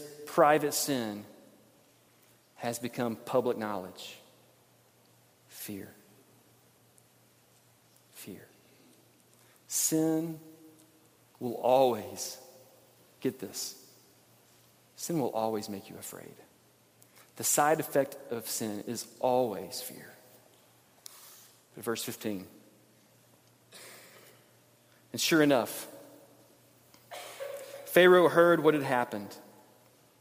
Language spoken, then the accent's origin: English; Montgomery, Alabama, United States; When I was a kid growing up in Alabama, Montgomery, Alabama